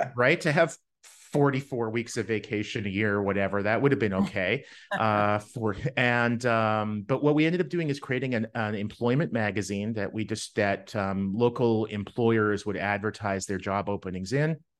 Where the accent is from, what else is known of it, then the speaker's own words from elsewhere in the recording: Winnipeg, Manitoba, Canada; I grew up in Winnipeg, Canada